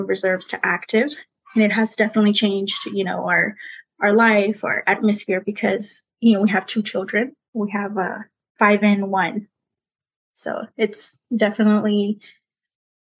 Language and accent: English; California, United States; first language Spanish; English is a second language; moved away as an adult; also born or lived in Las Vegas, Nevada; now in Texas, United States; I'm originally from California